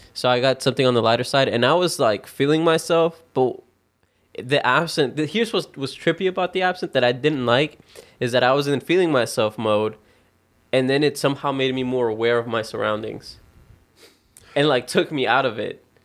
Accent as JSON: {"language": "English", "region": "the Bible Belt", "country": "United States", "tie": "born or raised there", "said": "we grew up in the Bible Belt"}